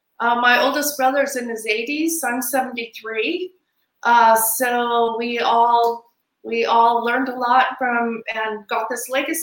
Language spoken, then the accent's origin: English; Taos, New Mexico, United States; now in Hong Kong; I grew up in Taos, New Mexico. We were the only white family in our little town. So I grew up with multicultural, and I'm a third culture kid from the very beginning.